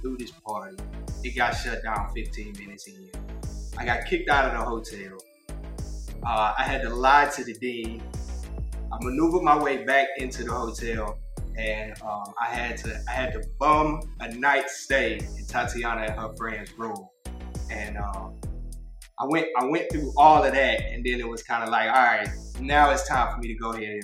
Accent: Houston, Texas, United States; I'm from Texas

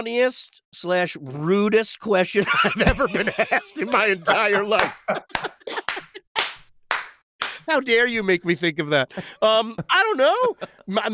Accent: New York, United States; moved away; I grew up in New York. I miss it a great, great deal

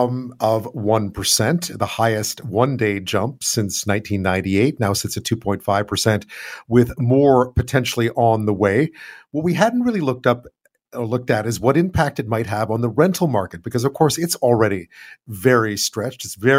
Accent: Montreal, Quebec, Canada; now in Victoria, Canada; in Victoria, where I am, the rental market's always been pretty tight. But where I grew up in Montreal

